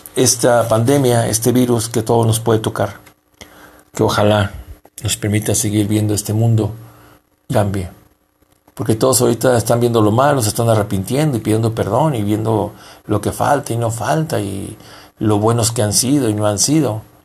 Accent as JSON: {"language": "Spanish", "country": "Mexico", "also_born_or_lived": "Durango, Mexico", "said": "nosotros como mexicanos"}